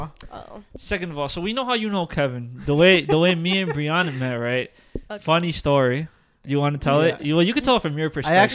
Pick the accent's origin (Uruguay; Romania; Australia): Uruguay; Every time a Hispanic person finds out that I'm from Uruguay